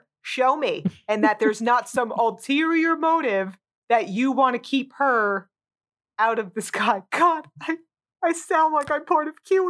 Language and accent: English; New Jersey, United States; moved away; being born and raised in New Jersey, it's a place you drive through, not a place you drive to.